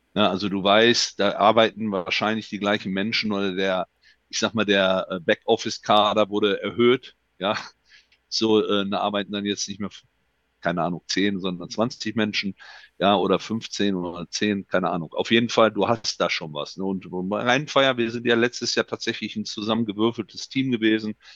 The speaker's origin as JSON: {"language": "German", "country": "Germany", "also_born_or_lived": "Düsseldorf", "said": "bei uns in Deutschland"}